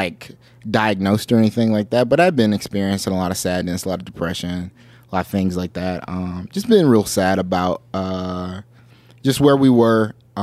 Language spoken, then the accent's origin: English; Orlando, Florida, United States; also born or lived in Detroit, Michigan; now in Los Angeles, United States; I'm from Orlando, Florida. I was born in Detroit, Michigan. Raised in Orlando